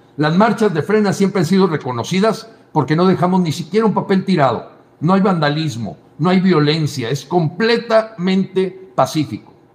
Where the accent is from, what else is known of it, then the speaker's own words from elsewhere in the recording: Mexico; Yo te hablo como mexicano.